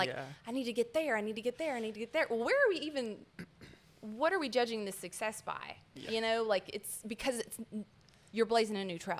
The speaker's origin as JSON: {"language": "English", "region": "Appalachia", "country": "United States", "said": "Our area and our culture collectively as Appalachians, my people have been in the Appalachian Mountains since the 1600s."}